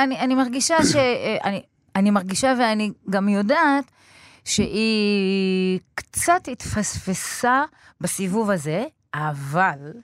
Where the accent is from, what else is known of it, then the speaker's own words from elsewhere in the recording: Beersheba, Southern District, Israel; also born or lived in Budapest; גדלתי בבאר שבע, נולדתי בבודווסט